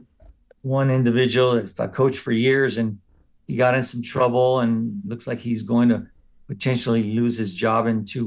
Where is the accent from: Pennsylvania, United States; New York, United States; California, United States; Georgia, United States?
California, United States; San Gabriel; I grew up in San Gabriel, named after Archangel Gabriel